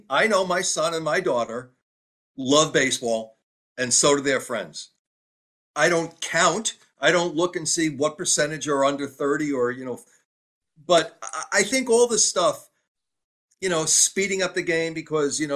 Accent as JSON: {"language": "English", "region": "New York", "country": "United States", "tie": "born or raised there", "said": "growing up in New York, Mickey Mantle was my hero"}